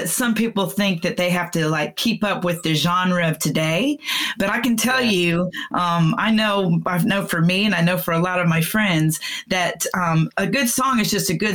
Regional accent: Texas, United States; I'm from the South. I'm a Texan girl

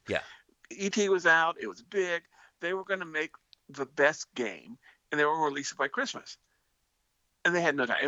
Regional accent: California, United States; growing up in California

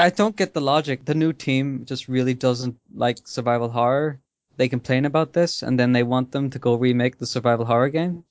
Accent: Ireland; I'm Irish

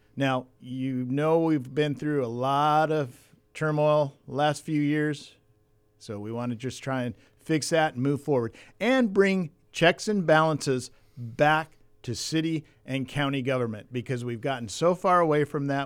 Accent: Port Hueneme, California, United States; also born or lived in Ventura, California; Born and raised in California, grew up in the Caneo Valley, Port Wynemi, moved to Ventura

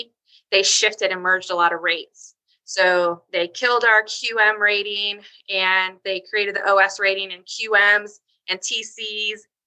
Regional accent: Southern California, United States; moved away as an adult; also born or lived in Houston, Texas; now in Chesapeake, United States; where I'm from is actually Southern California, but we're currently transplanted in Chesapeake, Virginia

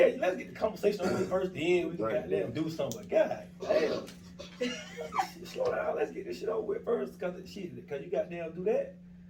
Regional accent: Williamsburg, South Carolina, United States; also born or lived in Columbia, South Carolina; I'm from Williamsburg

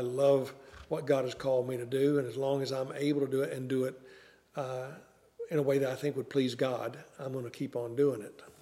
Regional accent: the Ozarks, United States; moved away; I was raised in the Ozarks

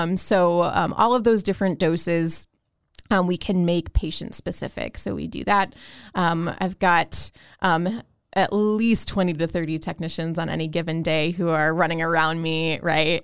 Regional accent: Chicago, Illinois, United States; when I was growing up in Chicago

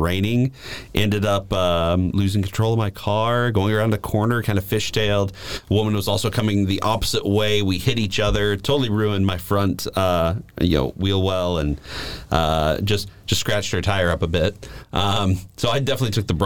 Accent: Gatlinburg, Tennessee, United States; now in Nashville, United States; I grew up in the mountains of Gatlinburg

